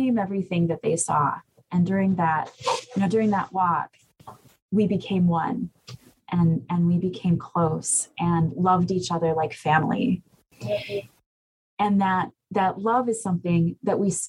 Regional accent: Bad River Band of Lake Superior Chippewa, northern Wisconsin, United States; I'm from the Bad River Band of Lake Superior Chippewa.

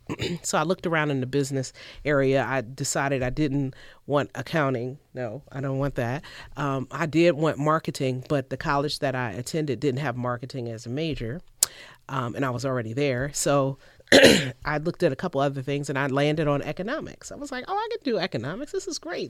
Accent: Cleveland, Ohio, United States; moved away as an adult; I'm originally from Cleveland, Ohio

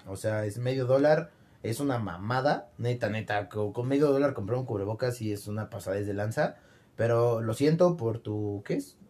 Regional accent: Mexico; Soy de México

